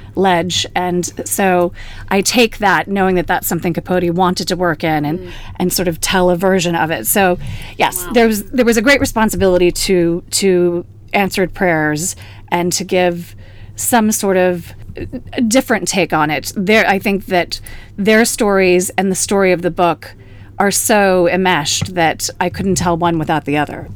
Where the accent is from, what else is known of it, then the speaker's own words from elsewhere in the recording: Houston, Texas, United States; moved away; also born or lived in France; my hometown of Houston